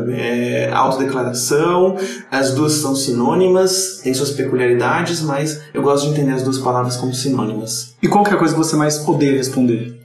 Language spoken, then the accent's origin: Portuguese; Campinas, São Paulo, Brazil; moved away as an adult; also born or lived in Praia Grande; now in São Paulo, Brazil; Campinas, que é a cidade onde eu morava e nasci